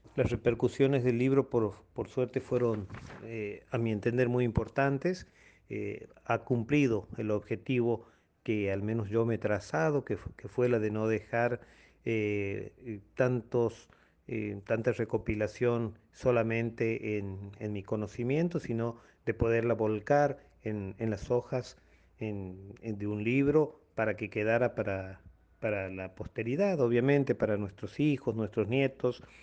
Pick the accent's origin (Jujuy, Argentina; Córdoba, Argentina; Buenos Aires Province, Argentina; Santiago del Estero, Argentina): Santiago del Estero, Argentina; Colonia Dora; muchos de nosotros, de los dorenses